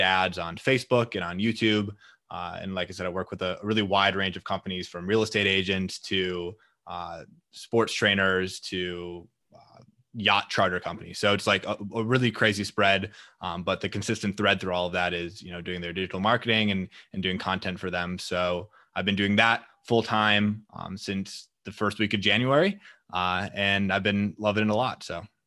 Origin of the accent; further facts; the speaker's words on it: Green Bay, Wisconsin, United States; moved away as an adult; now in Minneapolis, United States; I'm initially from Green Bay, Wisconsin, and then I came up to Minneapolis to attend school at the University of Minnesota.